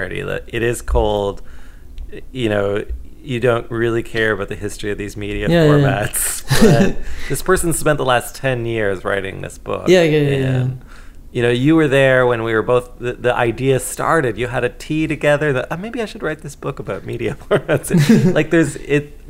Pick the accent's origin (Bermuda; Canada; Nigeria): Canada; as a Canadian